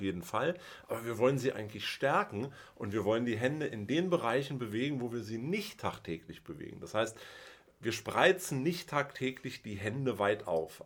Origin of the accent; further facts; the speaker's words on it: Berlin, Germany; Ich bin in Westberlin geboren